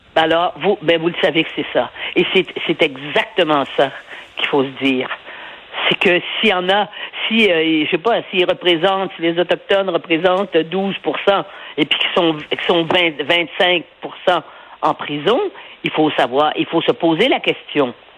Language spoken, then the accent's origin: French; Montreal, Quebec, Canada; je suis né à Montréal